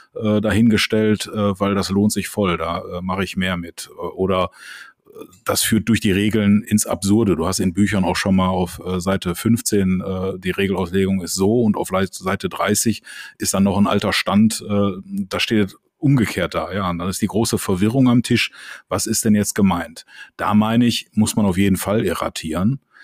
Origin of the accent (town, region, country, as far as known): Düsseldorf, North Rhine-Westphalia, Germany